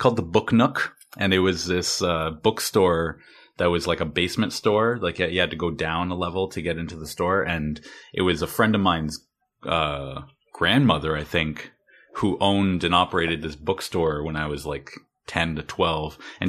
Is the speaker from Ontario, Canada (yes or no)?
yes; Port Elgin, Ontario, Canada; A small town called Port Elgin. It's okay. On a cottage country up on Lake Huron.